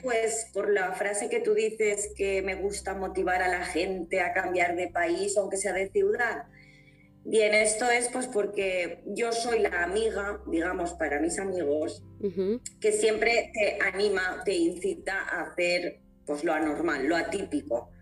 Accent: Valencia, Valencian Community, Spain; also born or lived in England / Italy; yo que soy valenciana

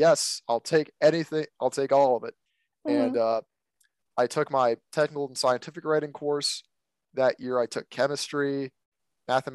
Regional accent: Virginia, United States; I'm an American, obviously. I live here in Virginia.

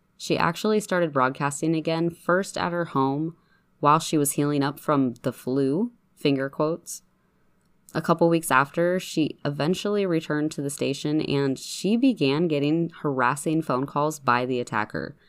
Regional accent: Spokane, Washington, United States; Spokane is my hometown

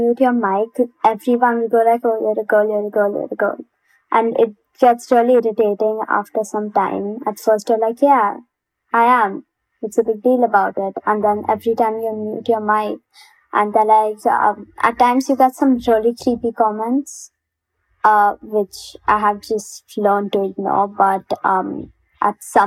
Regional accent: India; I actually received a lot of racism for being Indian and a designer.

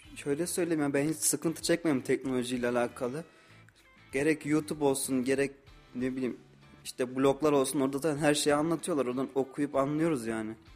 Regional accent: Osmaniye, Turkey; moved away as an adult; now in Kayseri, Turkey; 22 yaşındayım, Osmaniyeliyim.

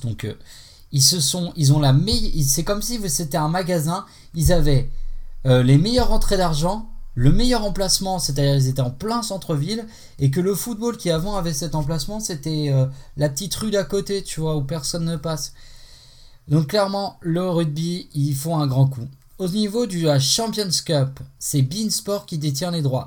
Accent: Haute-Savoie, Auvergne-Rhône-Alpes, France; je suis de Haute-Savoie

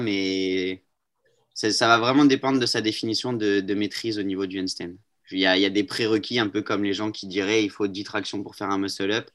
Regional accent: Marseille, Provence-Alpes-Côte d'Azur, France; Je suis de Marseille

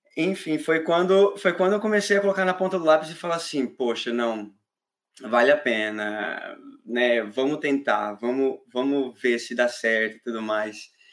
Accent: near São José do Rio Preto, interior of São Paulo, Brazil; moved away as an adult; now in Ireland; Eu venho de uma cidade lá do interior de São Paulo, o Shoa.

